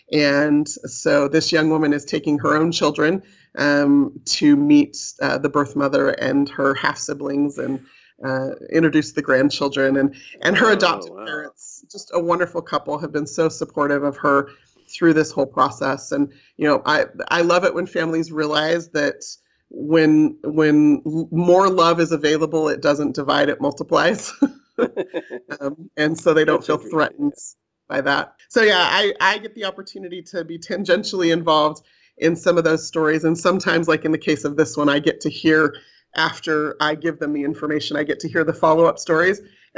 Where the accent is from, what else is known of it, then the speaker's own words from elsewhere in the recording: California, United States; moved away as an adult; now in Utah, United States; Like I mentioned, I was raised in California, and I moved to Utah after I finished college to work here for Brigham Young University.